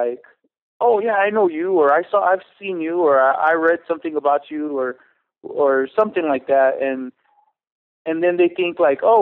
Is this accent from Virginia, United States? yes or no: no; San Antonio, Texas, United States; moved away as an adult; now in Denver, United States; I'm originally from Texas, San Antonio, Texas